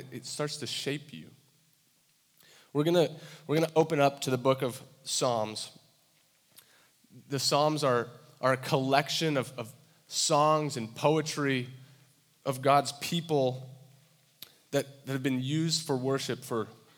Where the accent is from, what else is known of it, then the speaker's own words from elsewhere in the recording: Santa Barbara, California, United States; moved away as an adult; now in Iowa, United States; I grew up in Santa Barbara, California